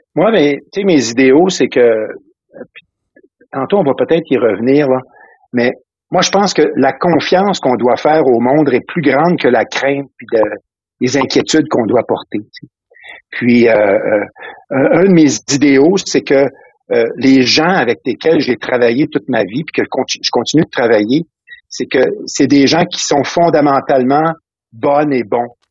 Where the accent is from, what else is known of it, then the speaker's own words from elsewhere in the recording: Salaberry-de-Valleyfield, Quebec, Canada; moved away as an adult; also born or lived in Cap-de-la-Madeleine, Trois-Rivières, Quebec; now in Ontario, Canada; je suis né dans la région du Cap de la Madeleine, la Trois-Rivières. OK. Mais j'ai grandi, euh, j'ai grandi principalement mon adolescence dans la région de, de Valleyfield, dans le sud-ouest de Montréal